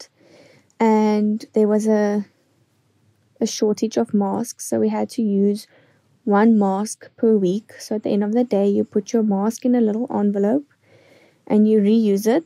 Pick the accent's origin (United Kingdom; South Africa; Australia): South Africa; East London, Eastern Cape; I am from East London in South Africa.